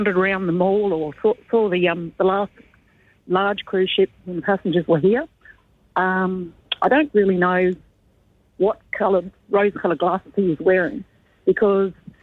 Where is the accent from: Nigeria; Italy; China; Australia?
Australia; Darwin, Northern Territory; I was born in Darwin